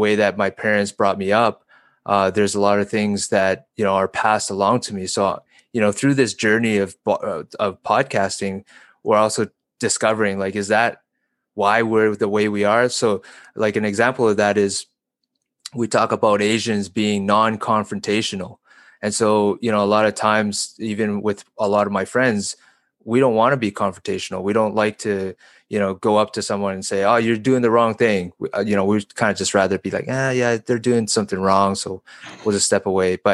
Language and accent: English; Calgary, Alberta, Canada; also born or lived in China; I've been born and raised in Calgary